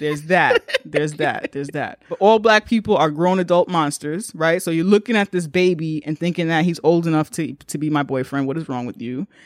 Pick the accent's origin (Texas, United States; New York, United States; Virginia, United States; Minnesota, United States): New York, United States; as a New Yorker